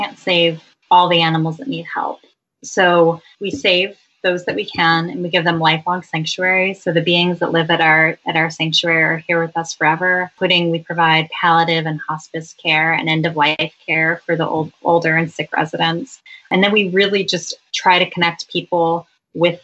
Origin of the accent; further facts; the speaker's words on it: California, United States; I'm from California